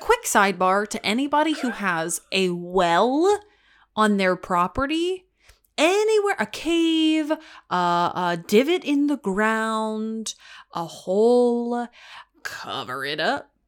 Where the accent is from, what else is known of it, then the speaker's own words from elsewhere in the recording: Texas, United States; moved away; my home state